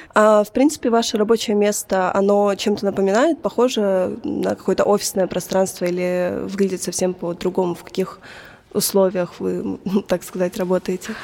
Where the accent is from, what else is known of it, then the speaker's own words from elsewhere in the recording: Belgorod, Belgorod Oblast, Russia; я сама из Белгорода